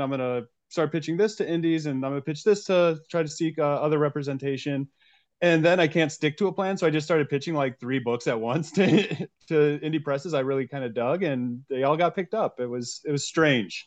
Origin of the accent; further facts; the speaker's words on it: DeKalb, Illinois, United States; born and raised in DeKalb, Illinois